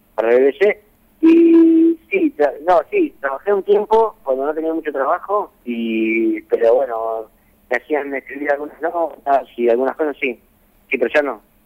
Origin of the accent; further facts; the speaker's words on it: Santa Fe, Argentina; also born or lived in Lehmann; yo soy santafesino